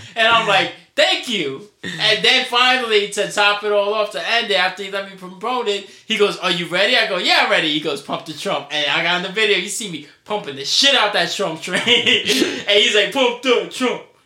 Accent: New York City, New York, United States; accent: New York; my New York accent, which I naturally have

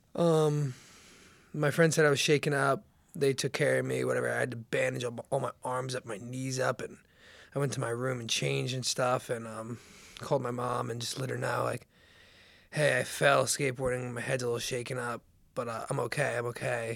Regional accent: Seager, New Jersey, United States; moved away as an adult; also born or lived in Charleston; I was born and raised in Seager, New Jersey

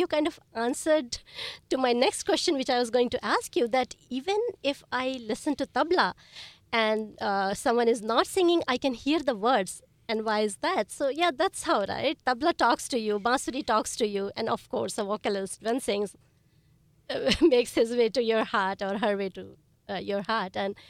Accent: India; now in United States; I was born and raised in India.

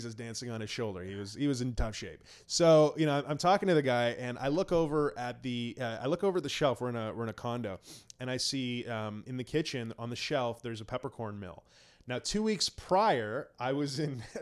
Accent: Canada; I'm Canadian

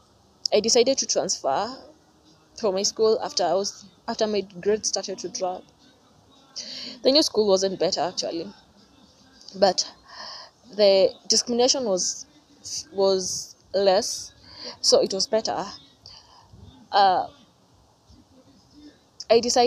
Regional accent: Kenya; I'm from Kenya

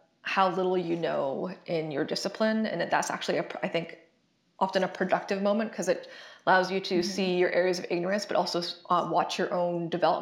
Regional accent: Canada; moved away as an adult; I'm Canadian, and I did all my previous education in Canada

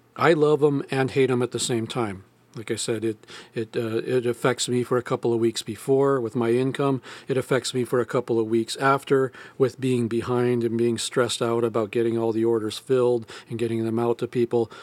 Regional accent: United States; I'm an American

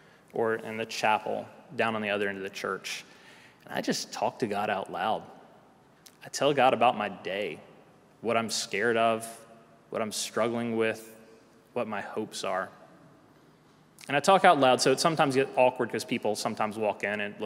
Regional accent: South Carolina, United States; moved away; also born or lived in Tennessee; I'm from South Carolina

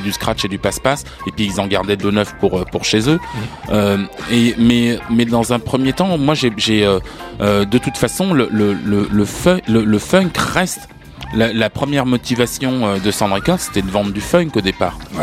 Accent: France; nous en tant que Français, on a grandi avec plein d'a priori

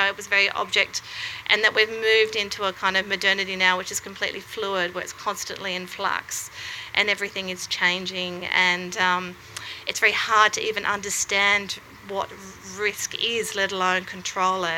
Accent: Wollongong, New South Wales, Australia; now in Melbourne, Australia; I grew up in Wollongong

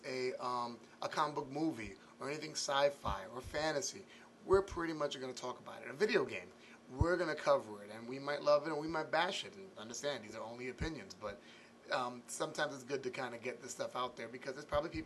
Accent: New York City, New York, United States; Born and raised in the Bronx.

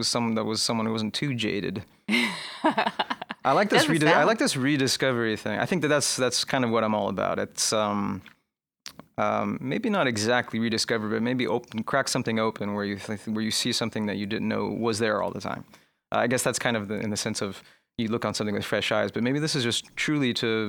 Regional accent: California, United States; In California.

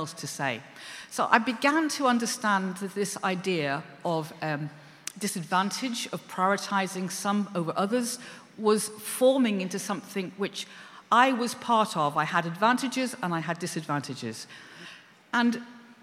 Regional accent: Liverpool, North West England, United Kingdom; I come from Liverpool

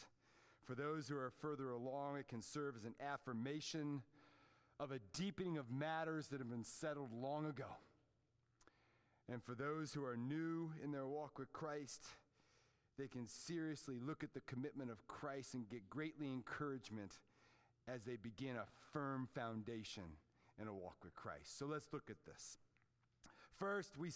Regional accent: Fairfax, Virginia, United States; the neighborhood where I grew up in Fairfax, Virginia

